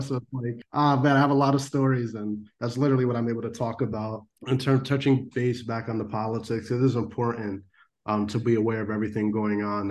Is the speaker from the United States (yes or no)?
yes; Norwalk, Connecticut, United States; I grew up in Norwalk, Connecticut, and I still live here. It's my hometown